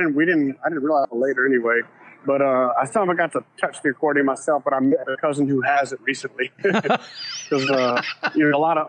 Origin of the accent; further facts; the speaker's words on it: Louisiana Creole, United States; we're Creole, we're not Cajun